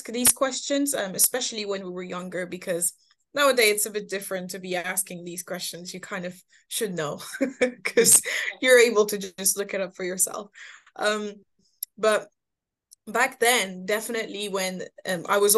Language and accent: English; Moult, Normandy, France; also born or lived in Paris; I moved to Normandy when I was just below 10, I want to say, moved to Normandy when my parents got separated. And so then I did most of my growing up in Normandy